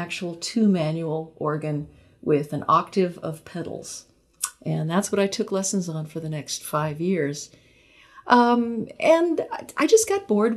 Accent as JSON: {"language": "English", "town": "Long Beach", "region": "California", "country": "United States", "tie": "born or raised there", "said": "I was growing up in Long Beach, which is a city south of Los Angeles."}